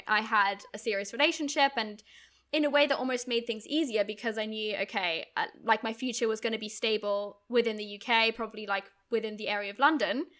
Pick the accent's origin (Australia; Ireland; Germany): Germany; moved away as an adult; also born or lived in United Kingdom; I grew up in Germany, but went to U K university when I was eighteen